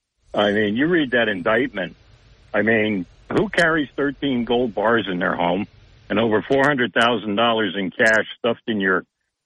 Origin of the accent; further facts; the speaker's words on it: New Jersey, United States; moved away; my home state of New Jersey.